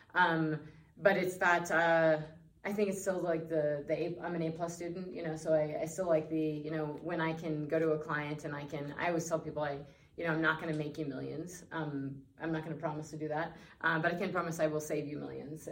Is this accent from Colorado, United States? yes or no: yes; Northwest Colorado, United States; being born and raised in Northwest Colorado